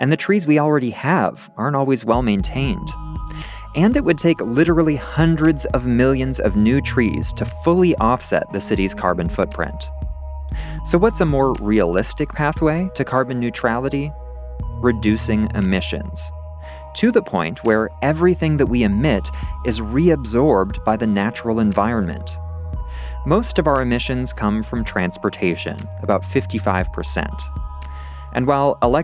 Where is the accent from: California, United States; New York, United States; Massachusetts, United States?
California, United States; Santa Rosa; moved away as an adult; also born or lived in Chicago / Germany; now in San Diego, United States; I grew up in Santa Rosa, a small city north of San Francisco